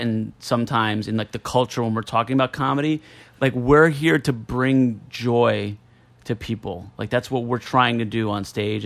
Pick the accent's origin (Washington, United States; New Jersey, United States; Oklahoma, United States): New Jersey, United States; as a kid who grew up in Jersey